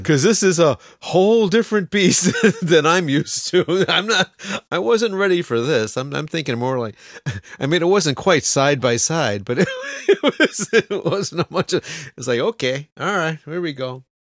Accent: United States; now in Japan; we're American

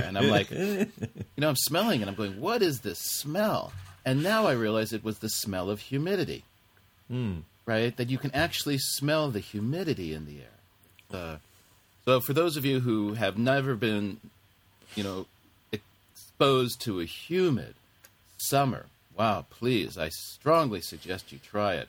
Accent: United States; moved away as an adult; now in Japan; I think that's something we were raised with in America, our generation

